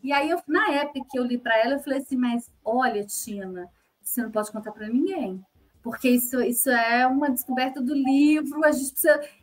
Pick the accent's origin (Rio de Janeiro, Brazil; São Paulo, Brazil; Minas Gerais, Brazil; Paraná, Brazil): Minas Gerais, Brazil; eu sou mineira